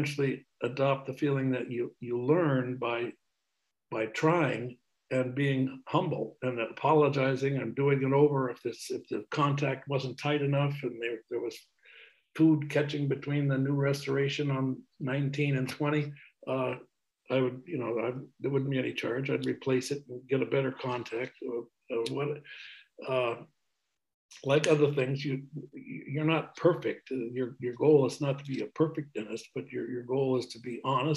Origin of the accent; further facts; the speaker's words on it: Brattleboro, Vermont, United States; also born or lived in Burlington, Vermont; I returned to my hometown in Brattleboro that next spring